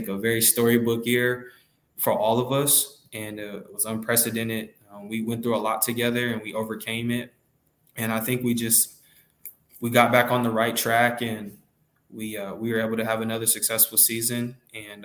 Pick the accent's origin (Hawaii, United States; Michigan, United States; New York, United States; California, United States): California, United States; Los Angeles; moved away as an adult; I grew up in Los Angeles, California, and I was raised in South Central Los Angeles, California.